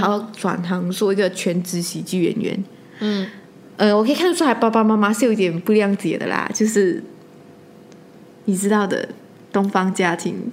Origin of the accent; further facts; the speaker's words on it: Malaysia; 我一直做一个马来西亚人